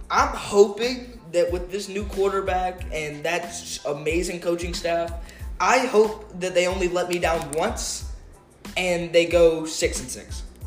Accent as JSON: {"language": "English", "region": "South Carolina", "country": "United States", "tie": "born or raised there", "said": "growing up around South Carolina"}